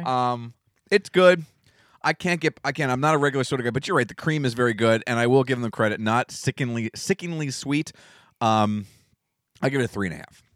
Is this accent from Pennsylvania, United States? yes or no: yes; Berks County, Pennsylvania, United States; When you grow up in Berks County